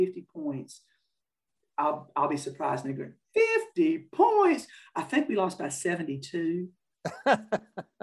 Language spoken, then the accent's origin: English; North Carolina, United States; I'm from North Carolina. I've been playing in North Carolina. That's all that I knew.